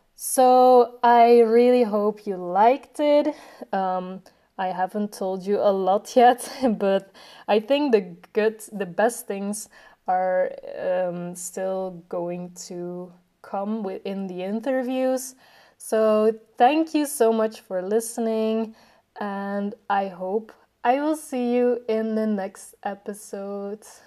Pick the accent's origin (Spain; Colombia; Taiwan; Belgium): Belgium; I am 23 years old and I am from Belgium.